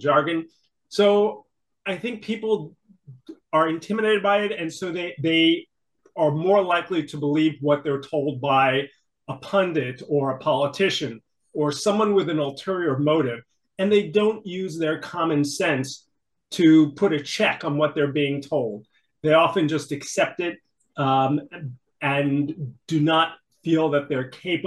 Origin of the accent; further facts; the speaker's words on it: New York City, New York, United States; I grew up in New York City in a family that often faced financial difficulties